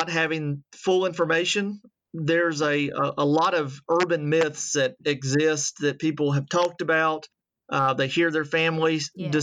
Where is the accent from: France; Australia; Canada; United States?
United States; Atlanta, Georgia; moved away as an adult; also born or lived in Virginia; now in Alabama, United States; I am originally from Atlanta, the College Park area, and grew up there